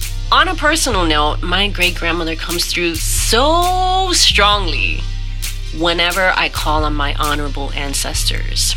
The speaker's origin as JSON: {"language": "English", "town": "New York City", "region": "New York", "country": "United States", "tie": "born or raised there", "moved": "as an adult", "lives_now": "Miami, United States", "said": "I was born in New York"}